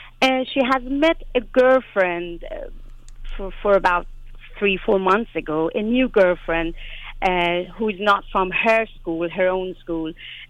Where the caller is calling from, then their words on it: Sweden; I'm calling you from Sweden.